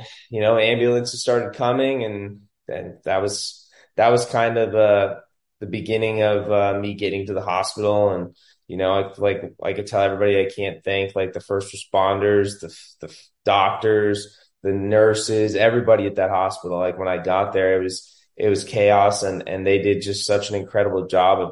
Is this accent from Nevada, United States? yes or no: yes; Las Vegas, Nevada, United States; I was born and raised in Vegas.